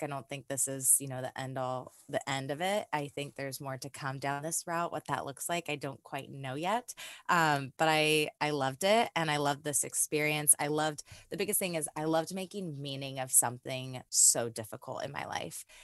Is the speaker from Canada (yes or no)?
no; California, United States; moved away as an adult; now in Nashville, United States; I'm originally from California and I moved out to Nashville about two months after the breakup